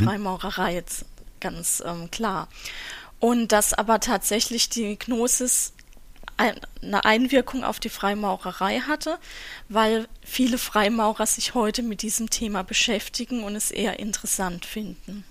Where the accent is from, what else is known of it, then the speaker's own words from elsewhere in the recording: Southern Germany, Germany; Ich komme ja auch aus Süddeutschland